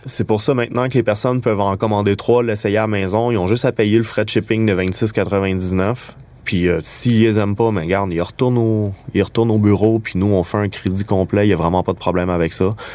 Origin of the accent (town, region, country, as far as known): Quebec, Canada